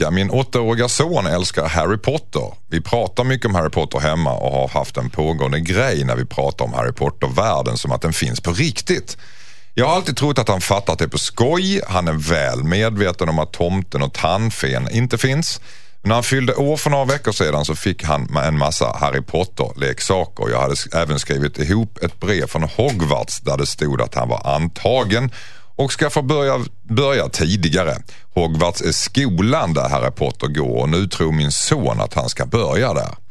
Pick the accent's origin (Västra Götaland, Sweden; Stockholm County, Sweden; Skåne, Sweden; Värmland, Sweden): Skåne, Sweden; jag är ju skåning